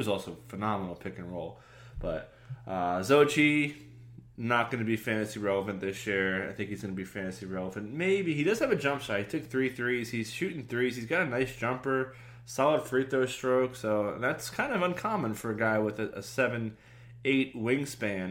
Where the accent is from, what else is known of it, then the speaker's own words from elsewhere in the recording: New Jersey, United States; I'm from New Jersey